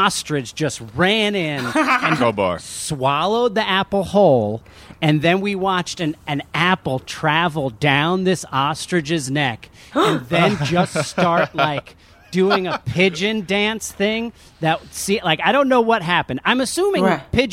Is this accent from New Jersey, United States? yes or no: yes; New Jersey, United States; I grew up in New Jersey.